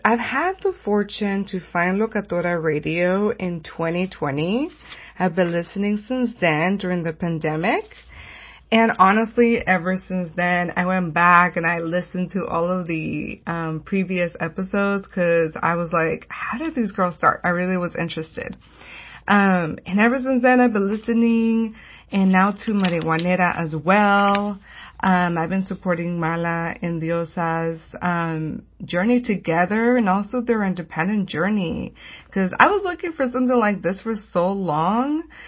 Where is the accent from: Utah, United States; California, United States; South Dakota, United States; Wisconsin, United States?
California, United States; San Gabriel; I'm from the Saint Gabriel